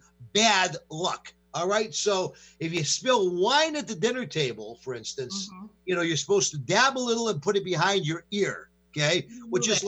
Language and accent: English; New York, United States; I grew up in New York